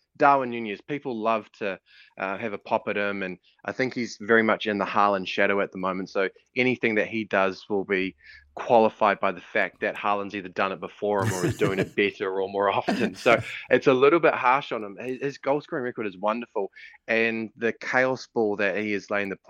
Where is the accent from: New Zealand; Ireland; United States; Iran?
New Zealand; Auckland; I'm from Auckland, so I grew up on the North Shore